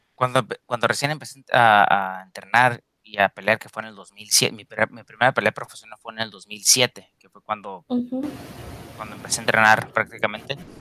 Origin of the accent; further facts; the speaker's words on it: Mexico; now in United States; los mexicanos